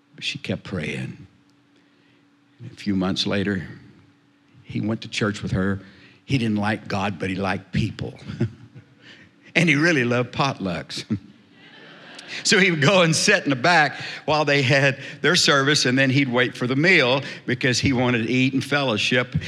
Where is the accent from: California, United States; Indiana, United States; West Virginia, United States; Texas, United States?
Texas, United States; South; I was raised in South Texas